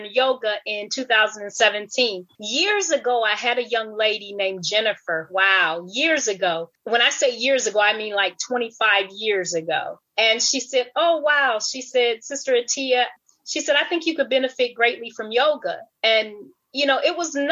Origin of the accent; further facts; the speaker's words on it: Peoria, Illinois, United States; moved away; also born or lived in Grenada / Republic of Ireland / Worthing, England; I grew up in the United States in a town called Peoria, Illinois